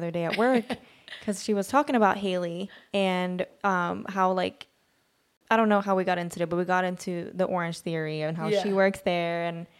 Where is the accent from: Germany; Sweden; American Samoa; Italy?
Sweden; now in United States; I grew up in Sweden.